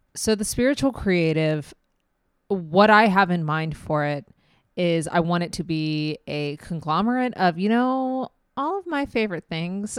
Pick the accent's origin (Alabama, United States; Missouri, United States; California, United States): Missouri, United States; Kansas City; I am from Kansas City, Missouri